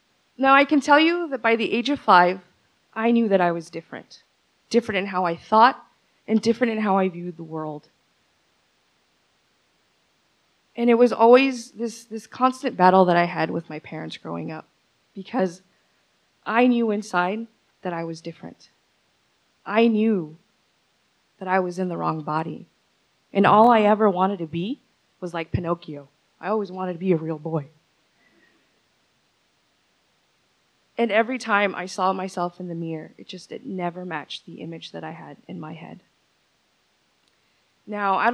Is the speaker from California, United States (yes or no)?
yes; Ventura County, California, United States; also born or lived in San Pedro Sula, Honduras; by the age of 4 and a half, they finally brought me over here. So Ventura County has been my home ever since.